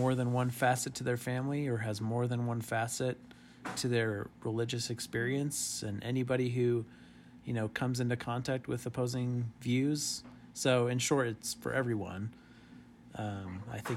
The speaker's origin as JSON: {"language": "English", "region": "New Mexico", "country": "United States", "tie": "born or raised there", "moved": "yes", "said": "my home state"}